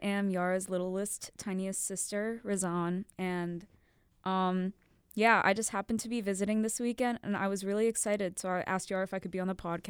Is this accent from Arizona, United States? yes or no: no; Brookfield, Wisconsin, United States; also born or lived in Massachusetts; Yeah, but I'm from Wisconsin. I'm cool because I was born in Massachusetts.